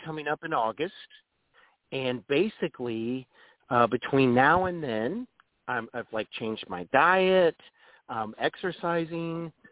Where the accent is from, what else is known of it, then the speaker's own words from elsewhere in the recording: Dayton, Ohio, United States; also born or lived in North Carolina; now in Cincinnati, United States; I'm really from Dayton, Ohio.